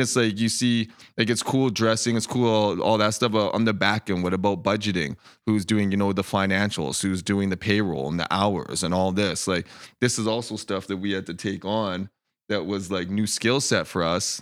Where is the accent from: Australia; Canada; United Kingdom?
Canada; Edmonton, Alberta; moved away as an adult; also born or lived in Denver / Vancouver; now in Kelowna, Canada; I moved at a young age, and, um, we, basically, I grew up in Edmonton